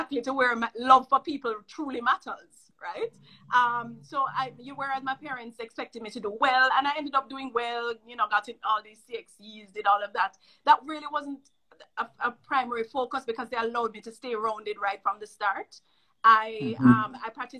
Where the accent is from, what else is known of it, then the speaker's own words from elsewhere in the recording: Jamaica; I'm from Jamaica, but I'm here for a year